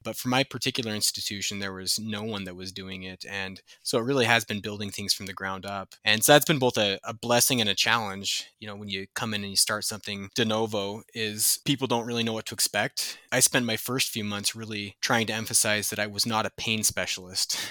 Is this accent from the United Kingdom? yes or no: no; Idaho Falls, Idaho, United States; moved away as an adult; also born or lived in Washington / Minnesota / Utah; now in Helena, United States; I grew up in Idaho Falls, Idaho